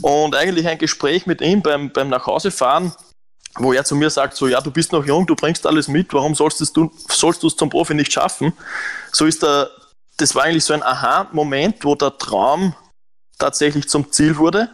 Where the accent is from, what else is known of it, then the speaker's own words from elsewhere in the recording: Lower Austria, Austria; moved away as an adult; also born or lived in Romania; now in Germany; ich bin in Niederösterreich am Land aufgewachsen